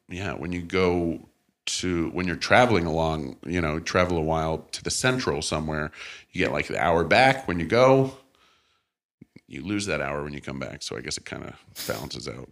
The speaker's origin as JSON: {"language": "English", "town": "St. Louis", "region": "Missouri", "country": "United States", "tie": "born or raised there", "also_born_or_lived": "Canada", "said": "I grew up in St. Louis, and my pa- my parents, my family were from Canada"}